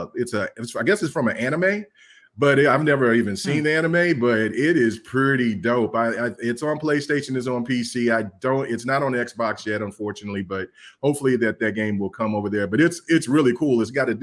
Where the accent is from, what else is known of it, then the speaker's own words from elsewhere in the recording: Oklahoma, United States; I'm from Oklahoma